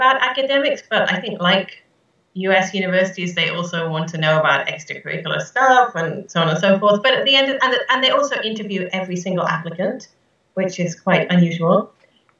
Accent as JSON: {"language": "English", "town": "Nottingham", "region": "East Midlands", "country": "United Kingdom", "tie": "born or raised there", "also_born_or_lived": "Cambridge, United Kingdom", "moved": "as an adult", "lives_now": "Japan", "said": "I was born in May of 1973 in Nottingham, which is in the center of the UK. It's a sort of medium-sized town. And yeah, I lived there for the first, near there for the first 16 years of my life. And I've been in Japan for half my life now."}